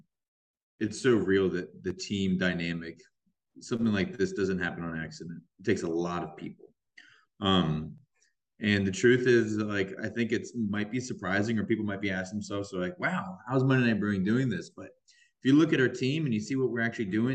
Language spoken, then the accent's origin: English; Atlanta, Georgia, United States; moved away; also born or lived in California; I'm originally from Georgia, from Atlanta.